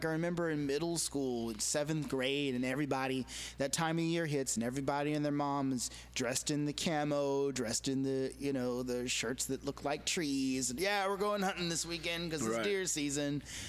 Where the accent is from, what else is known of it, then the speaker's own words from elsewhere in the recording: Arkansas, United States; Yeah, I grew up in Arkansas, and hunting season is like a religious rite of passage for young people.